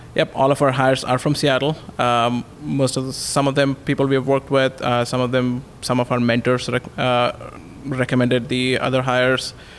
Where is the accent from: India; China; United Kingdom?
India; moved away as an adult; also born or lived in Redmond; now in Bellevue, United States; I grew up in India, came here for my master's